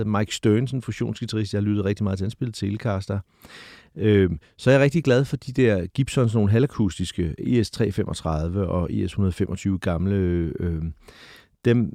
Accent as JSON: {"language": "Danish", "town": "Hvidovre", "region": "Capital Region of Denmark", "country": "Denmark", "tie": "born or raised there", "said": "de der drenge ud fra Hvidovre, hvor jeg voksede op"}